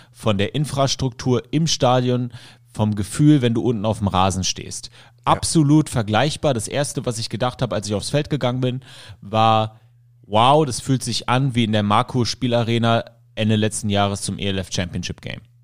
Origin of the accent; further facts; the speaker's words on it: Germany; also born or lived in Syria; ich bin aus dem Kinderheim aus Syrien ähm, adoptiert worden hier und bin dann nach Deutschland gekommen